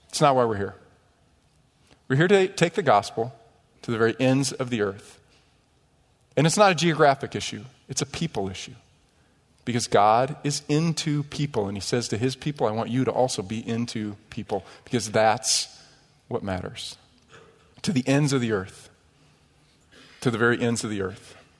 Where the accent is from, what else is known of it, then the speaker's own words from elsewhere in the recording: United States; our country